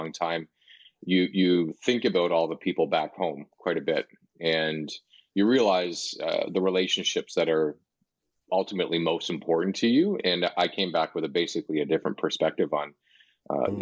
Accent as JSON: {"language": "English", "town": "Hamilton", "region": "Ontario", "country": "Canada", "tie": "born or raised there", "also_born_or_lived": "Niagara region / Calgary", "lives_now": "Toronto, Canada", "said": "I originally grew up in Hamilton, Ontario, which is just about an hour west of Toronto, and spent most of my life here"}